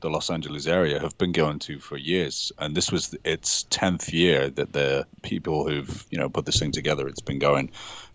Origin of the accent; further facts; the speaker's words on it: United Kingdom; I'm British